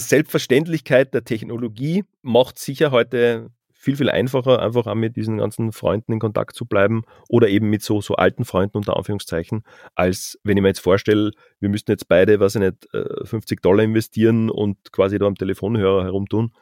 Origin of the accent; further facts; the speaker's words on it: Carinthia, Austria; also born or lived in Vienna; wir kommen ja beide aus Kärnten